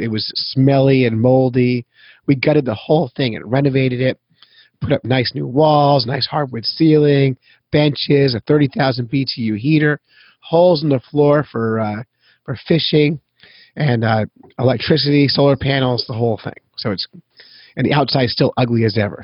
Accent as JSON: {"language": "English", "town": "Petaluma", "region": "California", "country": "United States", "tie": "born or raised there", "also_born_or_lived": "San Francisco", "said": "I was born in California"}